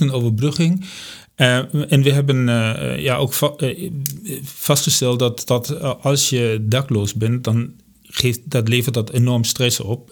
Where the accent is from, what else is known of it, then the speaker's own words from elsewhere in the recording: Germany; accent: German; Dutch is a second language; moved away as an adult; now in Amersfoort, Netherlands; ik kom uit Duitsland. Ik ben in 1997 zijn met, ben ik met ons hele gezin ben ik hier naar Nederland verhuisd voor mijn werk